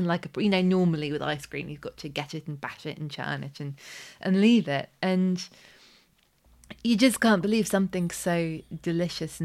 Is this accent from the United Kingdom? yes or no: yes; United Kingdom; I am a British person